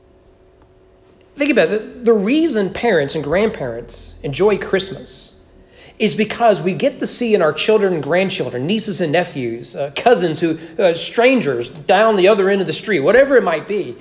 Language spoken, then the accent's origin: English; United States; As American evangelicals